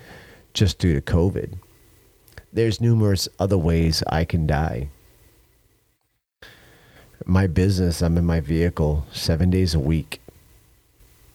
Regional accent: United States; as American

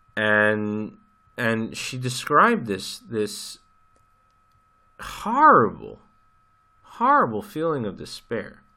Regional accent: United States; you and I grew up in America

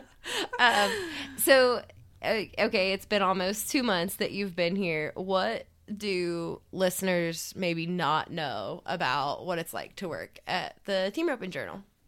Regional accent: East Coast, United States; I'm from the East Coast

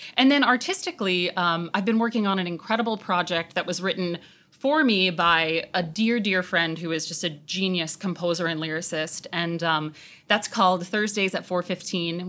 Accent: Long Island, New York, United States; I was a nineties kid, and so growing up on Long Island, I actually got to come in and out of the city a fair amount.

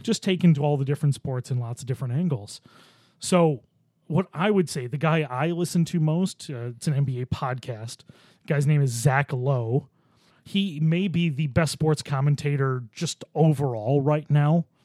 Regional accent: Orchard Park, New York, United States; I grew up near Orchard Park

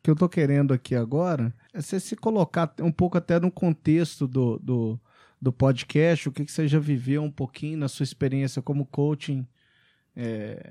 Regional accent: Belo Horizonte, Minas Gerais, Brazil; moved away as an adult; also born or lived in Macon, Georgia, United States / England; Eu, eu também sou de Belo Horizonte, estudamos no Pitágoras, em, no Pitágoras Pampulha

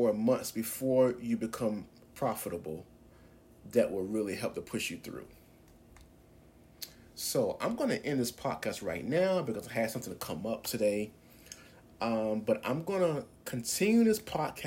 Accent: Norfolk, Virginia, United States; as a teenager in high school growing up in Norfolk, Virginia

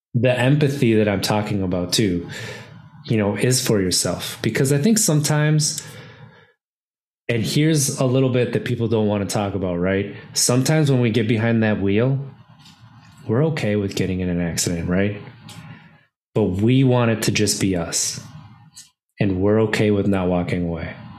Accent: Wisconsin, United States; I grew up in Wisconsin my entire life, and I grew up in a small town

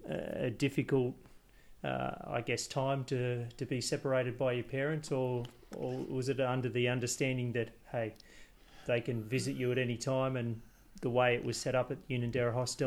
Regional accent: Balgownie, New South Wales, Australia; I'm here in the beautiful surrounds of Balgowney, my hometown, with my hometown club

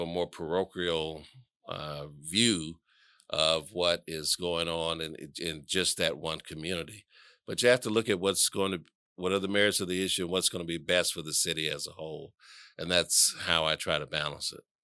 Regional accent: Atlanta, Georgia, United States; I was born and raised here in Atlanta

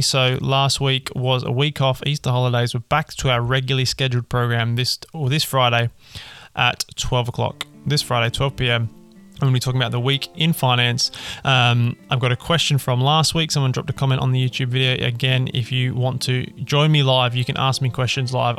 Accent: Australia; I'm an Australian

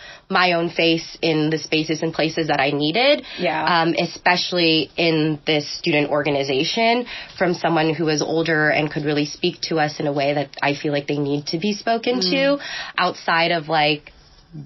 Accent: Tracy, California, United States; I'm from Tracy, California, for anyone who knows what that's like. Mm-hmm. It's basically farmland, and I lived there way before the Bay Area was pushing over to Tracy. Mm-hmm. So that's kind of my upbringing

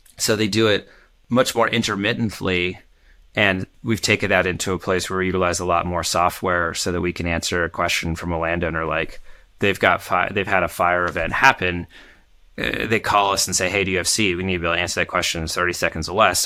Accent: Portland, Oregon, United States; my hometown, Portland

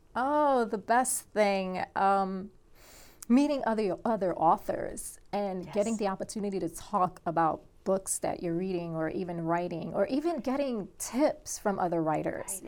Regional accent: New York City, New York, United States; I grew up in Brooklyn, New York, back in the '80s

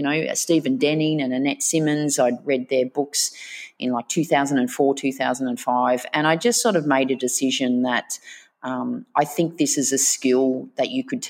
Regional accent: Melbourne, Victoria, Australia; also born or lived in Bermagui, New South Wales; grew up in a suburb called Reservoir, and then we moved to Greensboro

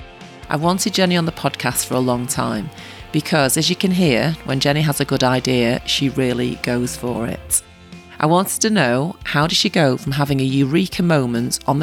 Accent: Salford, North West England, United Kingdom; you're a Salfordian, as am

